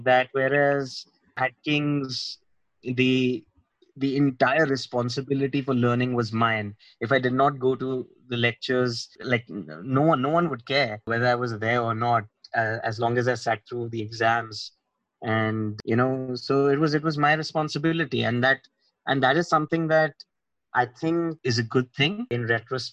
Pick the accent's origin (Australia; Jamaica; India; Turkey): India; Mumbai, Maharashtra; moved away as an adult; also born or lived in London; I'm born and brought up in Mumbai